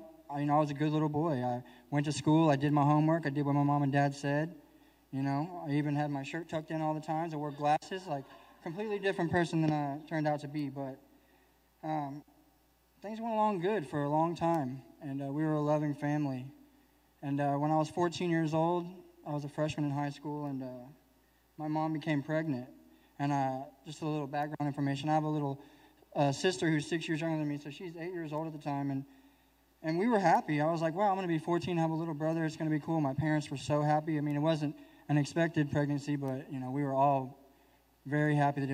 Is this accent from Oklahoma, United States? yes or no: yes; Oklahoma City, Oklahoma, United States; I'm from Oklahoma City, Oklahoma